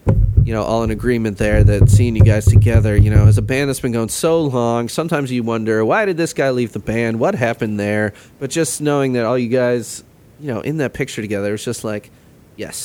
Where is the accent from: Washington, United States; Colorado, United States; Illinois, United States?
Illinois, United States; Chicago; also born or lived in Rock Island, Illinois; I grew up in Chicago